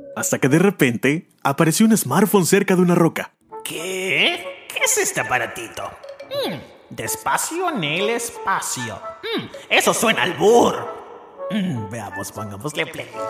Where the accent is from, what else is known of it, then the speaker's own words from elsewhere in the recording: Mazatlán, Sinaloa, Mexico; also born or lived in Guasave, Sinaloa; soy de aquí de Mazatlán, nacido en Guasave, Sinaloa